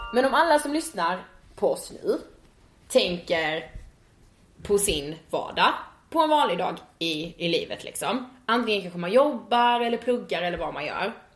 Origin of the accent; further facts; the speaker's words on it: Karlshamn, Blekinge, Sweden; now in Stockholm, Sweden; Jag kommer från eh, Blekinge och eh, en liten stad som heter Karlshamn